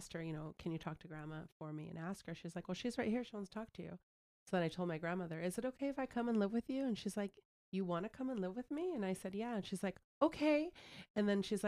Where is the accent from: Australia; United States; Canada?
United States; West Covina, California; also born or lived in Chino Hills, California; I grew up in West Covina